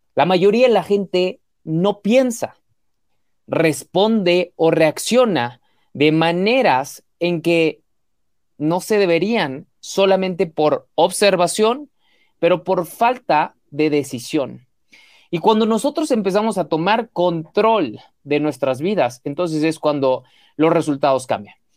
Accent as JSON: {"language": "Spanish", "country": "Mexico", "said": "mexicano, emprendedor y empresario"}